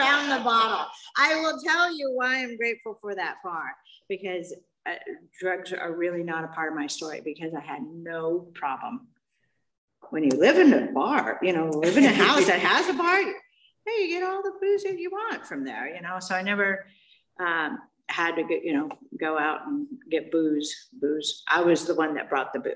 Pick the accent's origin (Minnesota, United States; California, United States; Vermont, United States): California, United States; Mission Viejo; now in Aliso Viejo, United States; I grew up in Mission Viejo.